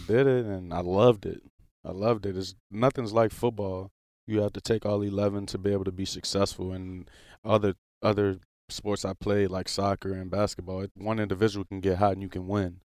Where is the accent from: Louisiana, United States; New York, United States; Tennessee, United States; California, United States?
Louisiana, United States; New Orleans; moved away; I lived there all my life, literally